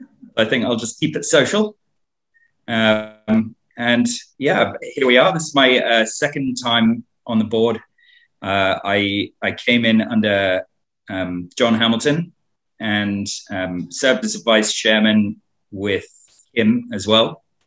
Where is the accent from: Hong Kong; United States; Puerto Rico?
Hong Kong; I was born in Hong Kong